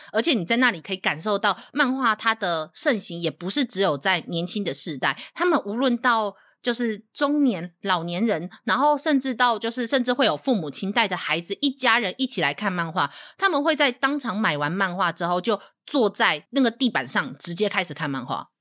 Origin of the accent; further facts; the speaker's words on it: Taiwan; 身为一个台湾人